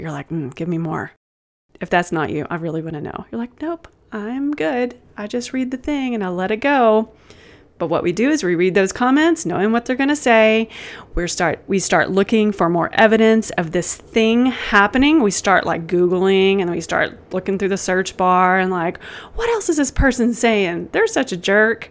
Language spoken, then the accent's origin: English; Texas, United States; I'm from Texas